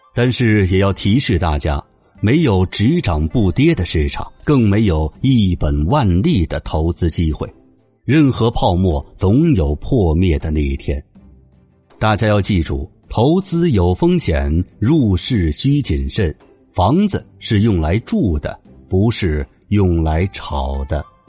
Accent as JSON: {"language": "Chinese", "country": "China", "said": "我们中国人"}